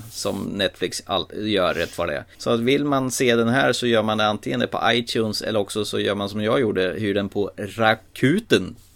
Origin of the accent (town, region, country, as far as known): Småland, Sweden